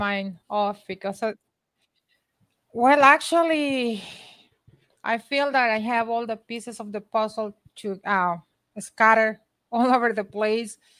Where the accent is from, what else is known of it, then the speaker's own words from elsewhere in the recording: Honduras; now in United States; I'm from Honduras